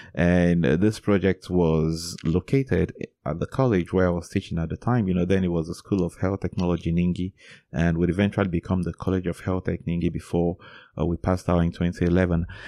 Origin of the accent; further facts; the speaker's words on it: Enugu, Enugu State, Nigeria; So I was born in Enugu, Nigeria, and that is a city where I grew up and where I still live till date